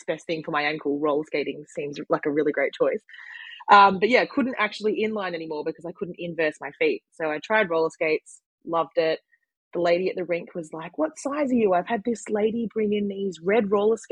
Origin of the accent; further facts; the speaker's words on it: Frankston, Victoria, Australia; also born or lived in Lang Lang, Victoria; I'm originally from Frankston